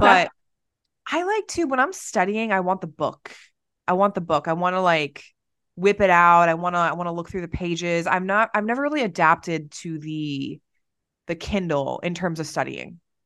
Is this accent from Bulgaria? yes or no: no; Ireland; I'm Irish